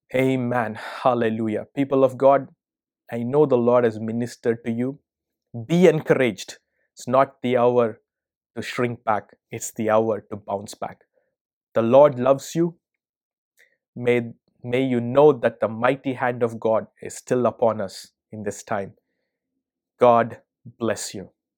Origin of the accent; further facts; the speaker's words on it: India; also born or lived in America; now in United States; I'm originally from India